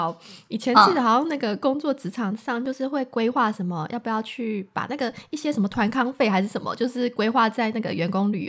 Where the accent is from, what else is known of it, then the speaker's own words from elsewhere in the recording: Taiwan; 因为在台湾我们很少有机会看到下雪，